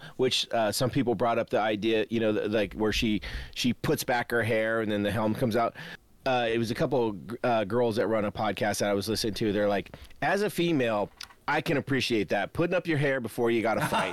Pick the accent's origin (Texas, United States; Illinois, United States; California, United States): California, United States; as a Californian